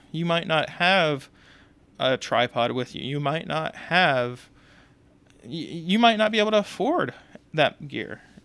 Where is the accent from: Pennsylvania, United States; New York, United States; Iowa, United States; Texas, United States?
Texas, United States; Houston; moved away; I'm from Texas originally. I'm from Houston.